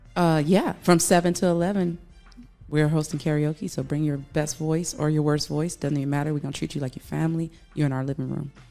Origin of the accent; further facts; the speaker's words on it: Louisiana, United States; I'm from Louisiana